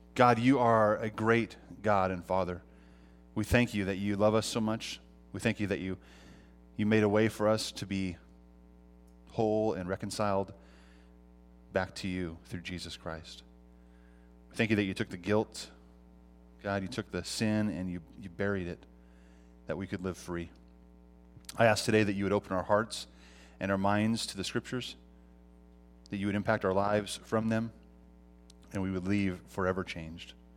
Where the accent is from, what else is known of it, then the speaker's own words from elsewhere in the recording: Montana, United States; now in California, United States; I'm from Montana, all right? I'm a Montanan. And, uh, it, it's funny 'cause I, I was born here, but I grew up and was raised there.